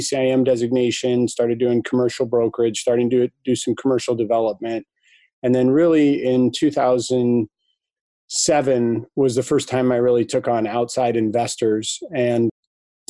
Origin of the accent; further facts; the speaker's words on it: Ann Arbor, Michigan, United States; Came back to my hometown, Ann Arbor